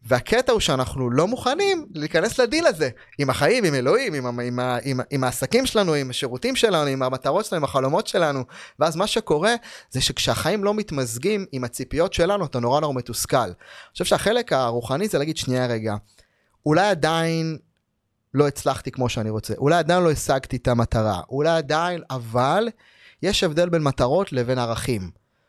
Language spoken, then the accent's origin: Hebrew; Ma'alot-Tarshiha, Northern District, Israel; גדלתי במעלות